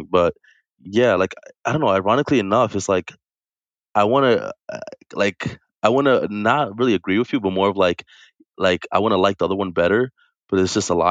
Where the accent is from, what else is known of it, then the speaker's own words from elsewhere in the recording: Brooklyn, New York, United States; also born or lived in Pennsylvania / Bronx; Yeah, most of my life, yeah, moved moved around Pennsylvania, Bronx, uh, Brooklyn.